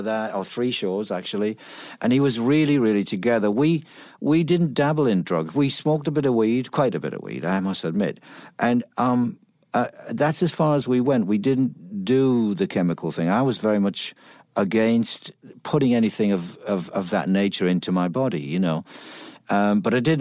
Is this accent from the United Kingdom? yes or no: yes; Middlesbrough, North East England, United Kingdom; moved away; I'm from Middlesbrough, which is a town in the northeast.